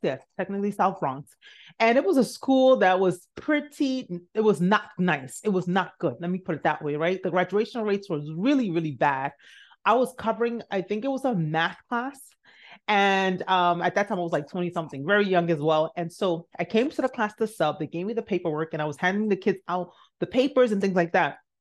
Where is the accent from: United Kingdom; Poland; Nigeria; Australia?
Nigeria; moved away; I'm Nigerian.